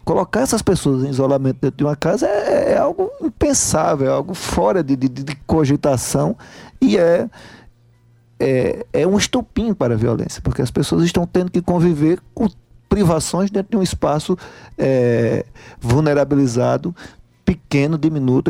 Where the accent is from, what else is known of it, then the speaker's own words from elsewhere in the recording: Brejo da Madre de Deus, Pernambuco, Brazil; moved away; also born or lived in Paraíba; eu sou natural de Pernambuco, sou do interior de Pernambuco, de uma cidade chamada Brejo da Madre de Deus